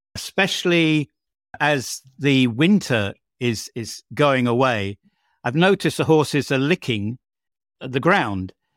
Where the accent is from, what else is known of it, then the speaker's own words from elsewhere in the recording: United Kingdom; now in Bosnia and Herzegovina; my home country of the United Kingdom